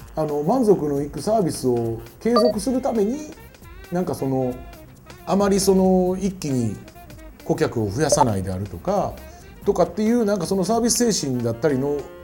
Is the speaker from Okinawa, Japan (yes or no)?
no; Kyoto, Japan; 俺京都人